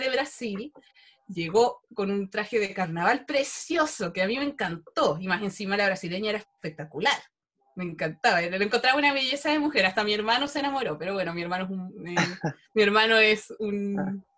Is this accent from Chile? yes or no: yes; Chile